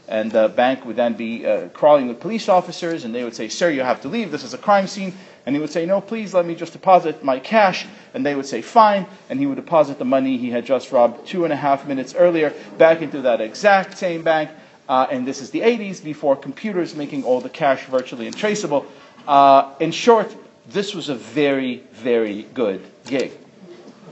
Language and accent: English; Israel; now in New York City, United States; I was born in Israel